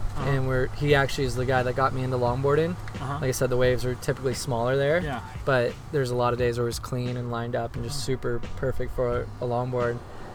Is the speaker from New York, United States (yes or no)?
no; Jacksonville, Florida, United States; also born or lived in Cape Canaveral, Florida / Satellite Beach, Florida / South Carolina; Then I lived in South Carolina for about 5 years, and then we moved to Jacksonville when I was about 12.